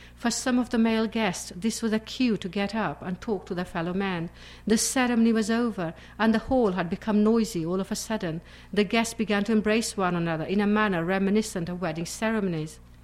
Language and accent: English; England, United Kingdom; also born or lived in Pakistan; I live in England. I, I came from Pakistan to England at the age of eight, so I've lived all my life practically in England.